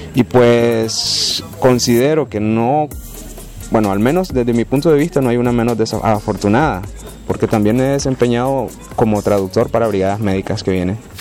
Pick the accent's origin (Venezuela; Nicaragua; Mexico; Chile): Nicaragua; soy de Nicaragua